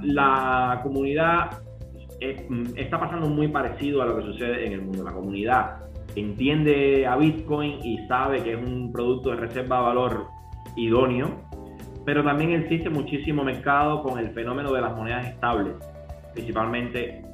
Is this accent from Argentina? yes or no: no; Cuba; como somos cubanos